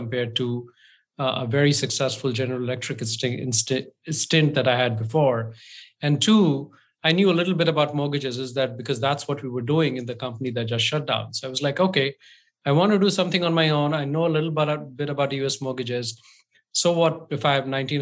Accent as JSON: {"language": "English", "country": "India", "moved": "yes", "lives_now": "United States", "said": "I'm from India"}